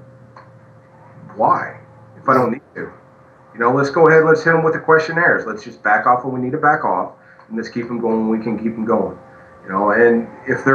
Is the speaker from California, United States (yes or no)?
no; backwoods Oklahoma, United States; I'm a redneck from Backwoods, Oklahoma